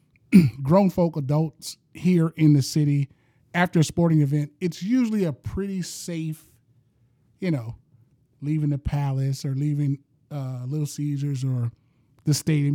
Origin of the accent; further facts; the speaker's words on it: Detroit, Michigan, United States; I'm from Detroit, East Side